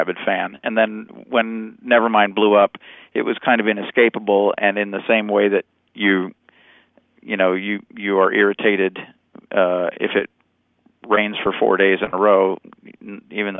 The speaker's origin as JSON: {"language": "English", "region": "Montana", "country": "United States", "tie": "born or raised there", "also_born_or_lived": "Chicago", "moved": "yes", "said": "I came from Montana. There's a lot of sort of shared experience from growing up in the Northwest"}